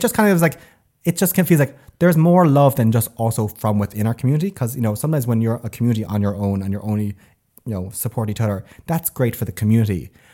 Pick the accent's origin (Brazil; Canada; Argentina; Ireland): Ireland; Tipperary, Munster; moved away as an adult; now in Sweden; I'm from Tipperary originally